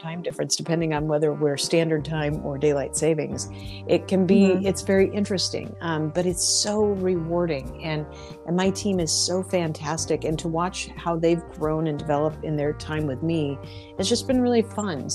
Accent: Spokane, Washington, United States; now in Philadelphia, United States; I'm from Spokane, Washington, but I live in Philadelphia at the moment

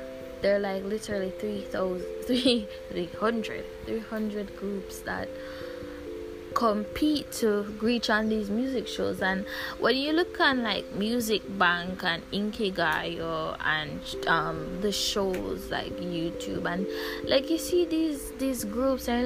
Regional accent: Jamaica; I'm from Jamaica.

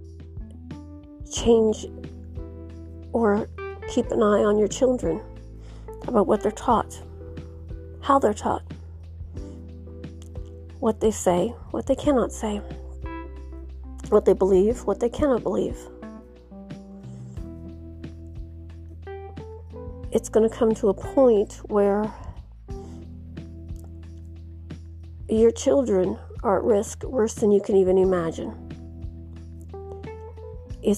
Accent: United States; I'm speaking as an American

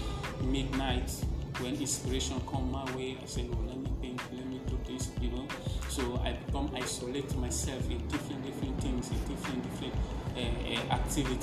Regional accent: Sierra Leone; now in Gambia; I'm a Sierra Leonean. I'm from Sierra Leone

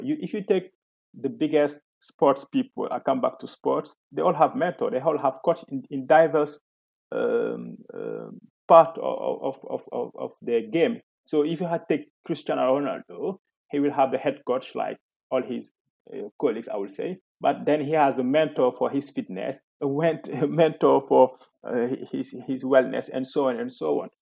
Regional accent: Senegal; moved away as an adult; also born or lived in Ivory Coast; now in France; I was born in Senegal and I lived there until the age of 12.

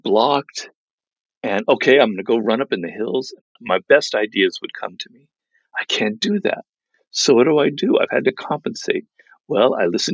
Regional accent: Los Angeles, California, United States; my kind of cloistered life in Los Angeles, because I grew up here

